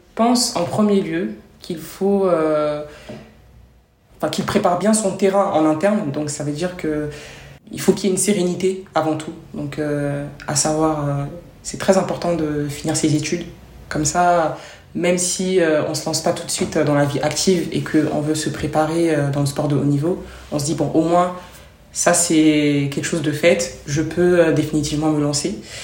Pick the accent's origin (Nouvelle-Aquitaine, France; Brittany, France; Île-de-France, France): Île-de-France, France; Trappes; also born or lived in Côte d'Ivoire; j'ai grandi en France